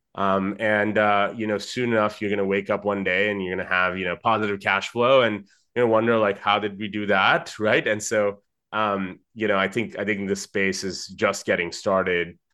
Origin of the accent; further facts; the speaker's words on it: Dubai, United Arab Emirates; I, um, am Indian originally. I grew up in Dubai